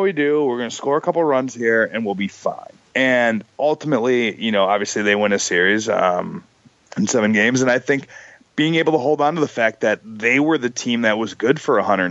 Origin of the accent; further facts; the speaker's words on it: Chicago, Illinois, United States; I grew up in Chicago